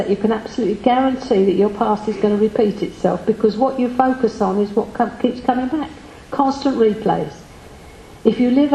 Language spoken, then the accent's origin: English; United Kingdom; we are British.